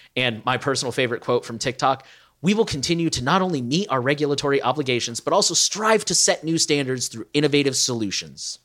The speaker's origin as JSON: {"language": "English", "country": "United States", "said": "as an American"}